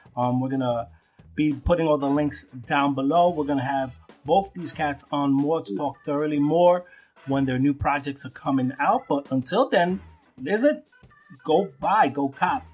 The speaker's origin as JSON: {"language": "English", "town": "New York City", "region": "New York", "country": "United States", "tie": "born or raised there", "said": "growing up in Brooklyn"}